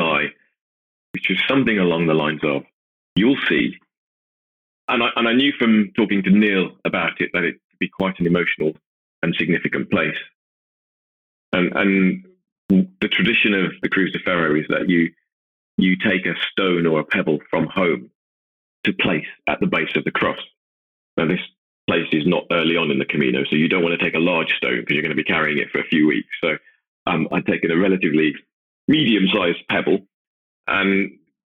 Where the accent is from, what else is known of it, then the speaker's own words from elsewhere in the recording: Worthing, South East England, United Kingdom; my hometown, Worthing